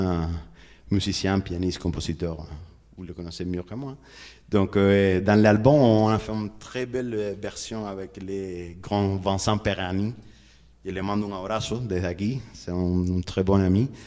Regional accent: Havana, Cuba; French is a second language; chez moi, chez nous à La Havane

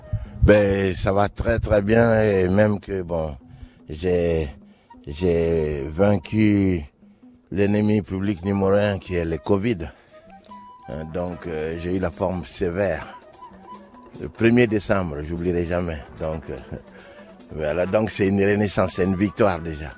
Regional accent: Ségou, Ségou Region, Mali; tu le retrouves à Ségou, dans ma ville natale

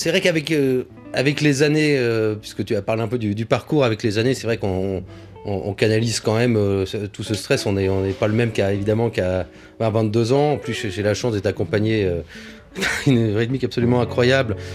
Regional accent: England, United Kingdom; born there; moi je suis né en Angleterre, et euh, ma mère était, vraiment anglophile et on a grandi dans cette culture.

